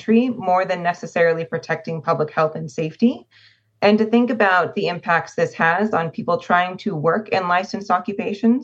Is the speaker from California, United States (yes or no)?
yes; California, United States; my home state of California